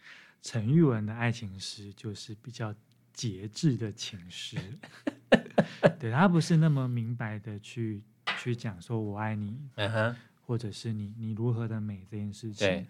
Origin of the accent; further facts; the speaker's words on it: Taipei, Taiwan; now in Hualien, Taiwan; 我们第一次从这个台北来到花莲，那对生活中有野生动物出现，非常的讶异。